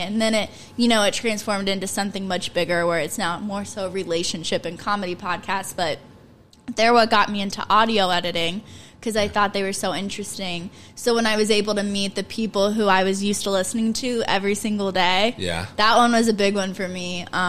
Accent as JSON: {"language": "English", "town": "Gas City", "region": "Indiana", "country": "United States", "tie": "born or raised there", "also_born_or_lived": "Marion, Indiana", "moved": "as an adult", "lives_now": "New York, United States", "said": "I am from Marion. Well, originally Gas City, mm-hmm. I guess. I lived in Gas City probably until middle school"}